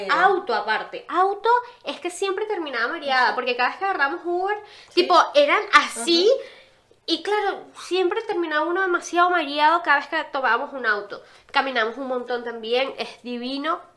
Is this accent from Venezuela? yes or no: yes; Venezuela; now in Uruguay; somos de Venezuela, pero vivimos en, Uruguay.